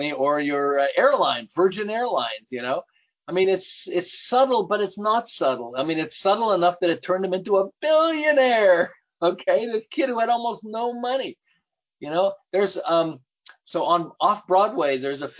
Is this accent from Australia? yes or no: no; Montreal, Quebec, Canada; moved away as an adult; now in Southern California, United States; I'm originally from Montreal